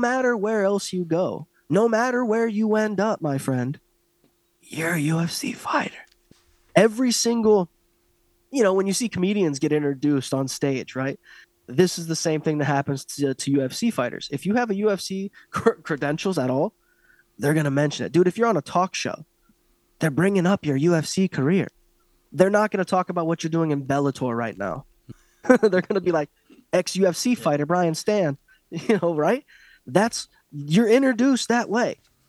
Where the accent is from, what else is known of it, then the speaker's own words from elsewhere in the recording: Ireland; And I'm Irish, but I want to talk about this.